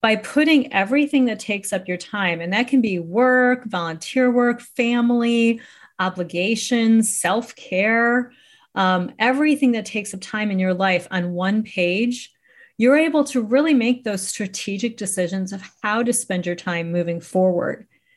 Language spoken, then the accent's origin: English; Chicago, Illinois, United States; I'm from Chicago, Illinois